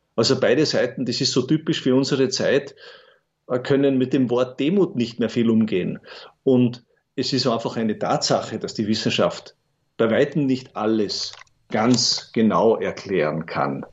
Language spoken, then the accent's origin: German; Bruck an der Großglocknerstraße, Salzburg, Austria; eine Kindheit in Bruck an der Glocknerstraße verbracht